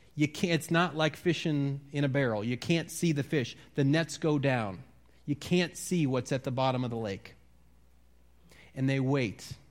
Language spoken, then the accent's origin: English; Wisconsin, United States; moved away; I'm from Wisconsin